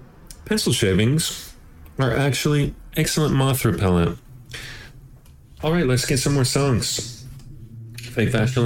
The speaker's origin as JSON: {"language": "English", "country": "United States", "lives_now": "Los Angeles, United States", "said": "just trying to survive as an American, as an American man."}